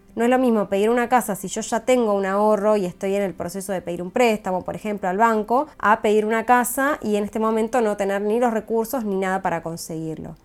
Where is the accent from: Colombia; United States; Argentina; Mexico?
Argentina; moved away; llegar a mi país con ganas de ver a mi familia